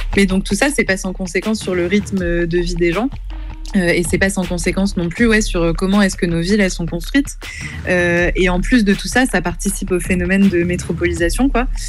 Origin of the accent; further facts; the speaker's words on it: Rouen, Normandy, France; je suis de Rouen